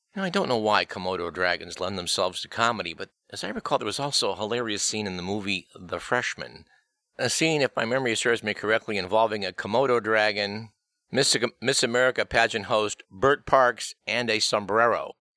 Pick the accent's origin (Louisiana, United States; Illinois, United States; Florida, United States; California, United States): California, United States; Fremont; Fremont is my hometown.